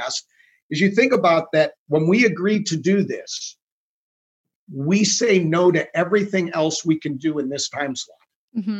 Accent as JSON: {"language": "English", "town": "Chicago", "region": "Illinois", "country": "United States", "tie": "born or raised there", "said": "I grew up in the Chicago area because my dad worked for Wilson"}